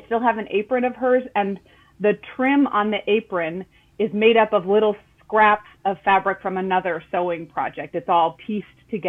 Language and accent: English; Southern California, United States; when I was growing up in Southern California